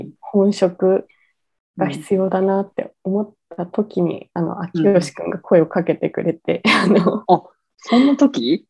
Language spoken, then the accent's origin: Japanese; Tokyo, Japan; moved away as an adult; also born or lived in Ogijima, Takamatsu, Kagawa; now in Takamatsu, Japan; 私は、えー、元々東京の出身なんですけれども、